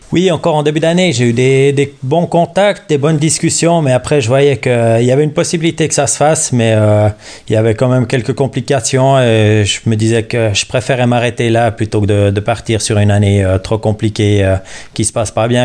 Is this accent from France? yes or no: no; Switzerland; J'avais un entraîneur chez moi en Suisse